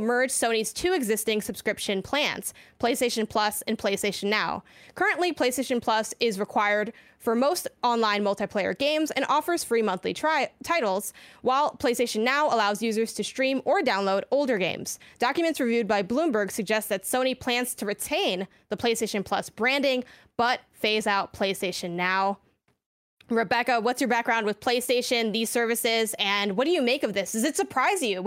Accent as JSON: {"language": "English", "town": "Chicago", "region": "Illinois", "country": "United States", "moved": "yes", "lives_now": "California, United States", "said": "I'm from Chicago originally"}